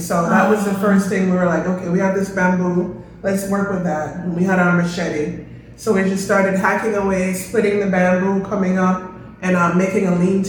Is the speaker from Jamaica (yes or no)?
yes; Kingston, Jamaica; So, you know, I'm from Kingston, Jamaica, the heart of the ghetto.